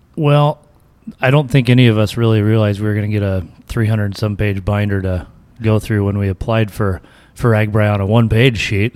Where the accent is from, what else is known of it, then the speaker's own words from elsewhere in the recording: Onawa, Iowa, United States; I was born and raised in Onawa. Um, graduated from West Monona High School